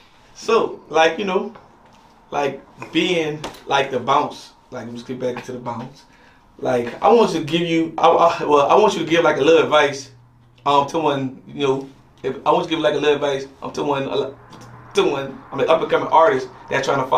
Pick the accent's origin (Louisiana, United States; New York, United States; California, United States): Louisiana, United States; New Orleans; me growing up in New Orleans